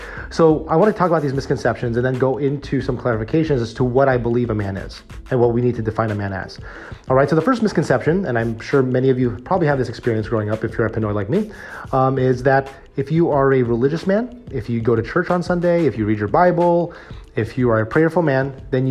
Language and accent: English; United States; as a Filipino-American man, as a guy who grew up in Filipino-American Catholic church communities growing up